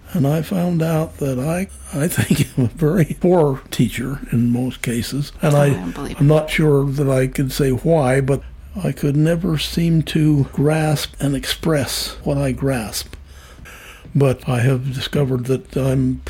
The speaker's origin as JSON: {"language": "English", "region": "Wyoming", "country": "United States", "tie": "born or raised there", "also_born_or_lived": "San Juan / Harrisburg", "moved": "yes", "said": "I was born in Wyoming and lived west of that my whole life."}